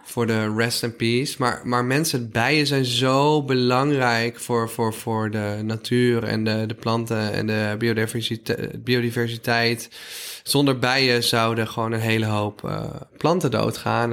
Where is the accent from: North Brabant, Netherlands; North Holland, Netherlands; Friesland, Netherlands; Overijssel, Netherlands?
North Brabant, Netherlands; Ik kom uit Brabant